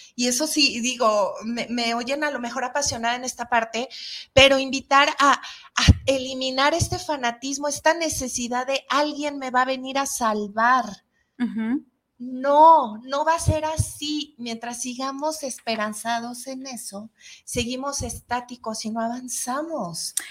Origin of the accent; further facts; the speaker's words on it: Mexico; somos los mexicanos